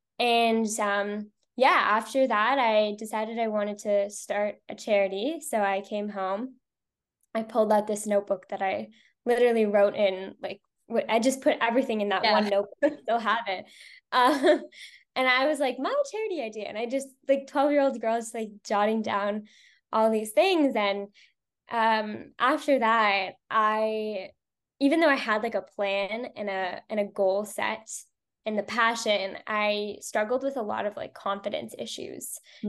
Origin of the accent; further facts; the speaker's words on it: Toronto, Ontario, Canada; I use she, her pronouns, and I am from Toronto, Canada.